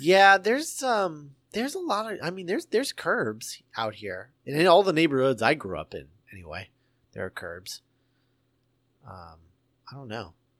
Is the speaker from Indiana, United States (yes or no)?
yes; Indiana, United States; I grew up in Indiana